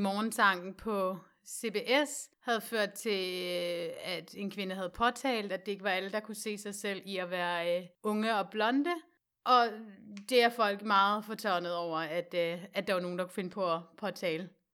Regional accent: West Jutland, Central Denmark Region, Denmark; nu er jeg jo fra Vestjylland

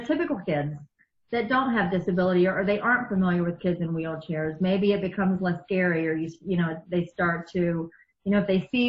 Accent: East Coast, United States; also born or lived in outside Chicago; now in Chicago area, United States; I grew up on the East Coast

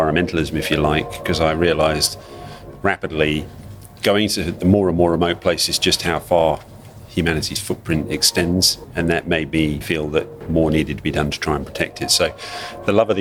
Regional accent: Malaysia; out in the bush where I grew up in Malaysia as a kid

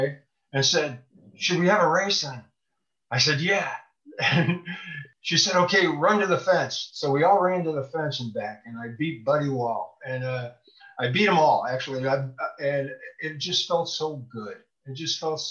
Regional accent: Bloomington, Illinois, United States; I'm from the home of State Farm. It's Bloomington, Normal, Illinois

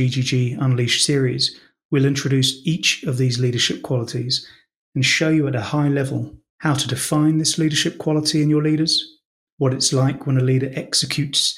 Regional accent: London, United Kingdom; just a poor boy from Shepherd's Bush

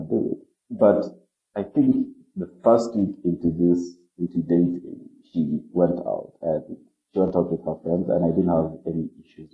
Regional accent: Kenya; I'm from Kenya

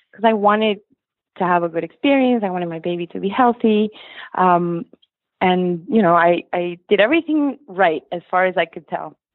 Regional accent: Lima, Peru; now in Weston, United States; So we're from Lima, Peru in South America. We moved to the States in the early 90s um, and we just landed in weston florida

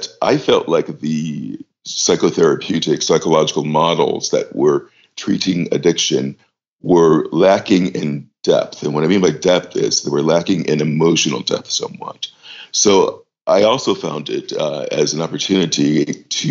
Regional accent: United States; moved away as an adult; also born or lived in New York; now in London, United Kingdom; I'm American by birth and worked in New York for a number of years, about 13 or so, before moving to London.

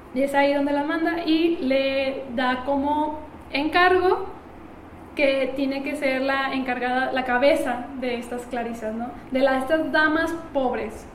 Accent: Mexico; como buenos mexicanos

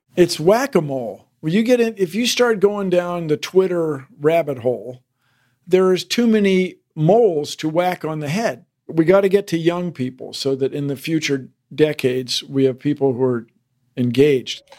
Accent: Washington, District of Columbia, United States; where I grew up in Washington D.C.

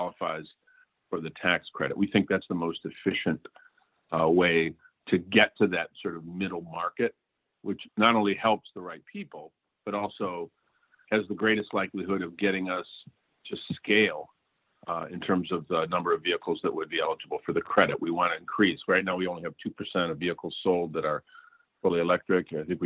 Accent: Flint, Michigan, United States; my hometown of Flint

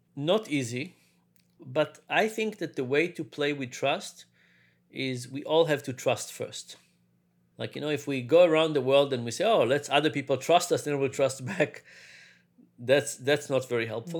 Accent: Israel; moved away; also born or lived in New York; I grew up in Israel. was born in New York, but grew up in Israel.

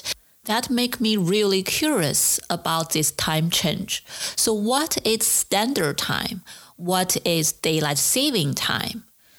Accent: China; moved away as an adult; now in United States; For the first 23 years in my life, I grew up in China

